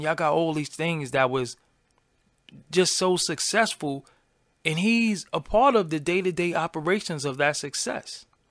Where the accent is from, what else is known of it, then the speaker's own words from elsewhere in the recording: New York City, New York, United States; I'm from Brooklyn